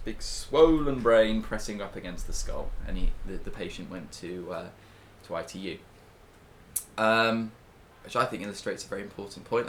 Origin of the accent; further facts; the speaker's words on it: United Kingdom; we are British and proud